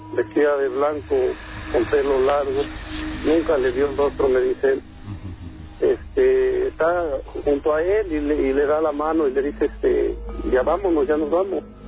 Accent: Tepeji del Río, Hidalgo, Mexico; yo soy de Tepeji del Río

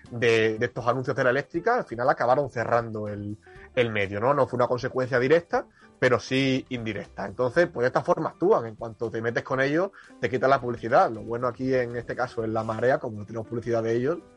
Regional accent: Extremadura, Spain; now in Madrid, Spain; yo soy extremeño

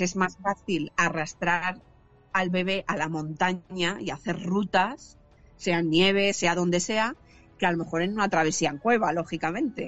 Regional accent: San Vicente del Raspeig, Valencian Community, Spain; moved away as an adult; now in Carcaixent, Spain; soy de San Vicente del Raspech, soy alicantina, pero vivo actualmente, pues vivo hace unos siete años aproximadamente

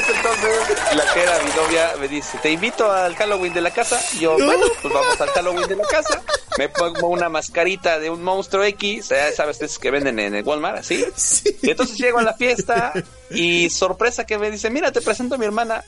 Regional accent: Mexico; estamos en mi México mágico

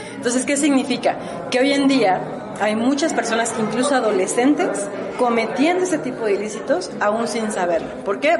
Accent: Mexico; como mexicanos

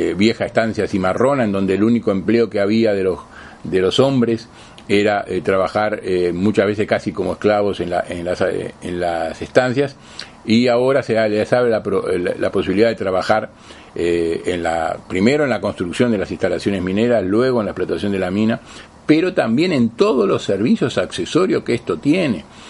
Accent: Uruguay; como Uruguayo como frente amplistas

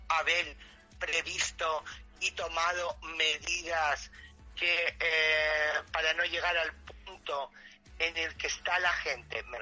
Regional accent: Spain; no sabían que España, que somos los caballeros de Europa, nos íbamos a ir a la mierda en economía

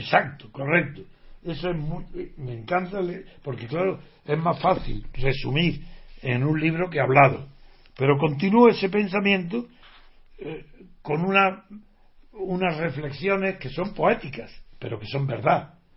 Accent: Spain; como español

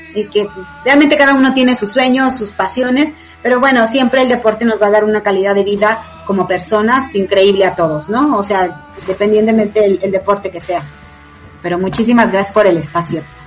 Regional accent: Mexico; cuando yo fui la primera vez era la única mexicana que había en el 2013

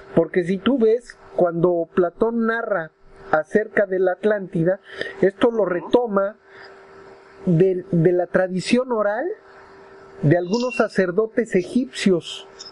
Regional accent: Mexico City, Mexico; mi pueblo Tlatelolco está construido sobre una zona arqueológica riquísima

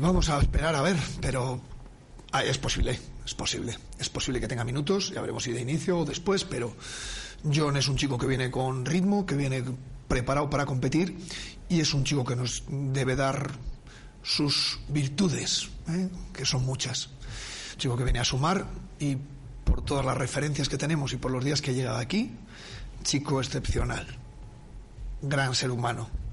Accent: Burgos province, Castile and León, Spain; born or raised there; moved away

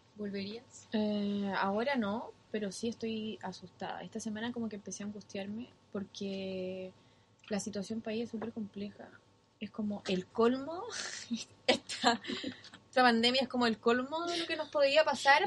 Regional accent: Chile; moved away as an adult; now in New Zealand

